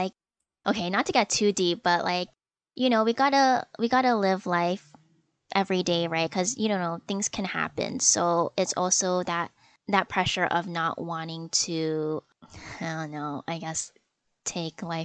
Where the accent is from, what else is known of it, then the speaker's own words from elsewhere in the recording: Canada; I am Chinese Canadian. I mean, I guess more specifically, I guess Malaysian, because my parents are from Malaysia